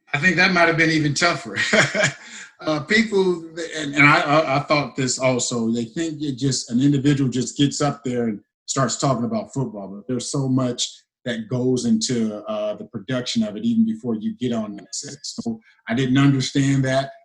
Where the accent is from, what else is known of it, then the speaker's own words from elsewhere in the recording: Cincinnati, Ohio, United States; also born or lived in Winnipeg; playing for my hometown team, you know, being from Cincinnati